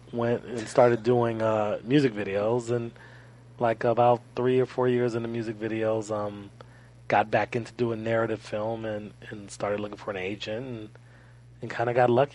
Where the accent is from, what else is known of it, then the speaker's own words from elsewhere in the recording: Los Angeles, California, United States; I'm born and raised in Los Angeles. Really, really close to Inglewood.